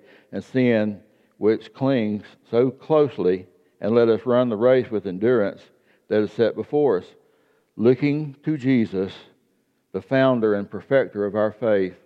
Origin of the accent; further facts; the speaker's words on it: South Georgia, United States; I grew up in South Georgia in a farming community